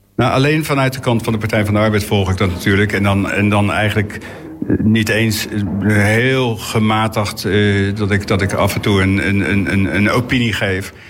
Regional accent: The Hague, South Holland, Netherlands; ik ben natuurlijk opgegroeid in de Schilderswijk

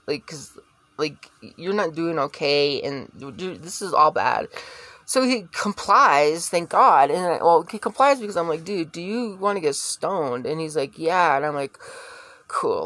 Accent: Connecticut, United States; I grew up in Connecticut

